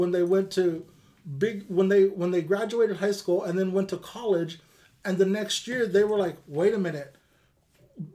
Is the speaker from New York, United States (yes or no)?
no; Bakersfield, California, United States; now in Sacramento, United States; I grew up in Bakersfield